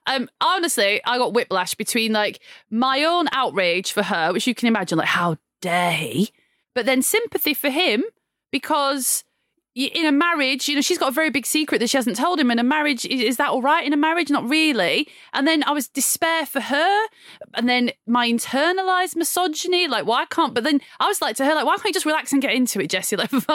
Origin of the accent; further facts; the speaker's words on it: United Kingdom; We don't say that in as British people.